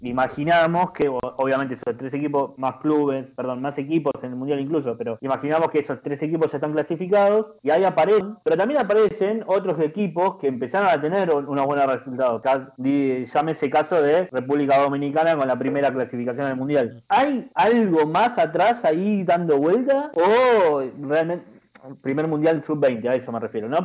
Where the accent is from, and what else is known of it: Argentina